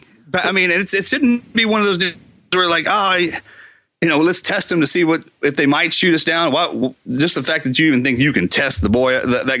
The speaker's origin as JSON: {"language": "English", "country": "United States", "tie": "born or raised there", "said": "growing up in America"}